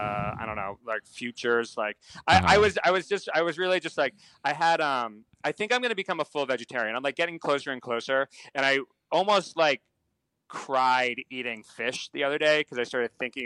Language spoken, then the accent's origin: English; New England, United States; moved away; also born or lived in Rhode Island; I'm from New England. Here I am in New England